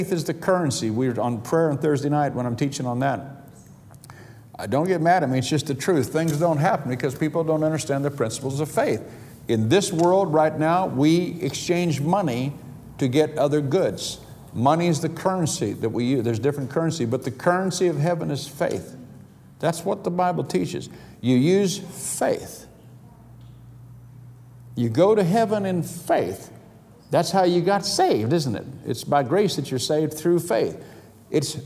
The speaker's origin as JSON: {"language": "English", "country": "United States", "moved": "yes", "lives_now": "United Kingdom", "said": "I'm an American citizen"}